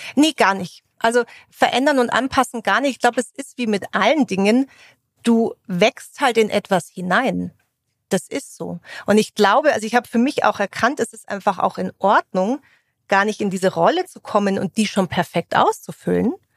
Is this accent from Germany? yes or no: yes; Munich, Bavaria, Germany; Eigentlich komme ich aus dem Münchner Umland. So ein echter Münchner würde sagen, das gilt gar nicht. Habe aber natürlich auch viel Zeit in München verbracht, äh, bin da zur Schule gegangen